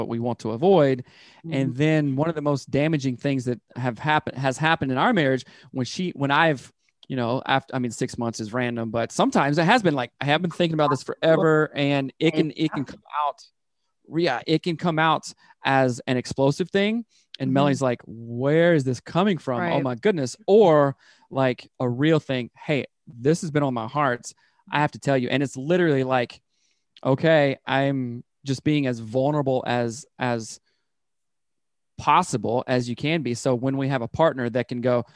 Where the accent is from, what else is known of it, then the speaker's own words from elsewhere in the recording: the South, United States; I grew up in the South